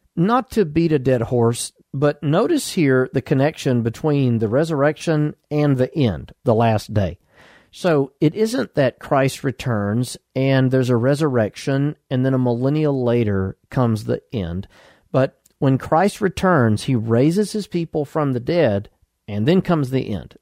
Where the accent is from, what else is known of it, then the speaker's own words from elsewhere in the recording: United States; I'm an American citizen because I was born in the United States